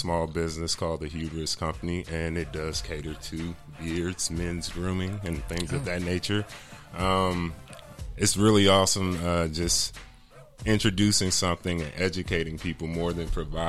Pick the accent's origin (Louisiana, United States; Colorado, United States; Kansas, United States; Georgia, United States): Georgia, United States; Atlanta; I'm from Atlanta.